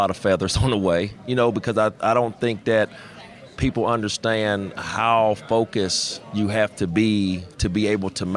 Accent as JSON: {"language": "English", "town": "Rand", "region": "West Virginia", "country": "United States", "said": "I'm from West Virginia"}